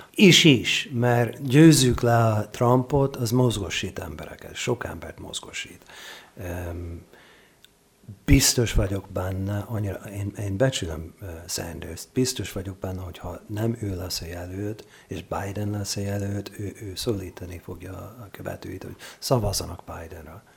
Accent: Oregon, United States; Hungarian is a second language; moved away as an adult; now in Hungary; én olyan államban nőttem föl, ahol, ahol népszavazás van rendszeresen

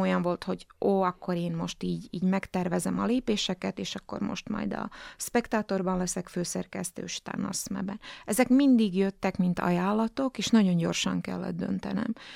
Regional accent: Slovakia; etnikai magyar vagyok

